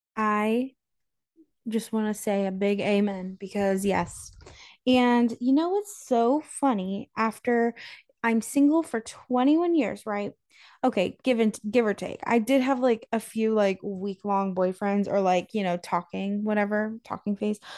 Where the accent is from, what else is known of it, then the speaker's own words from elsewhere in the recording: North Carolina, United States; now in Florida, United States; I grew up in North Carolina and in my small town